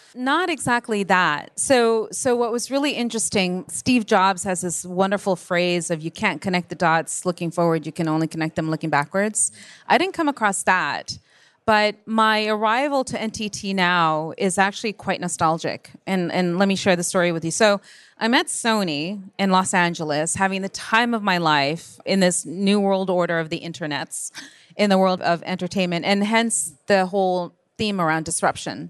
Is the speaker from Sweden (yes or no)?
no; Japan; moved away; born and raised in Japan